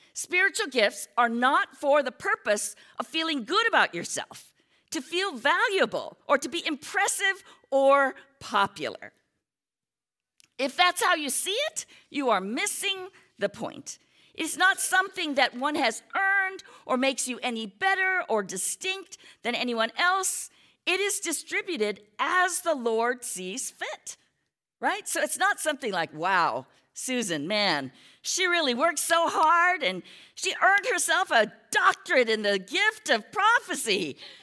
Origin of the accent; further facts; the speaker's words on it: United States; we're American, many of us are Americans